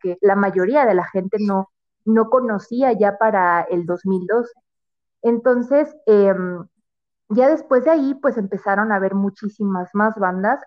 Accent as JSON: {"language": "Spanish", "region": "Mexico City", "country": "Mexico", "said": "soy de, la, de la Ciudad de México"}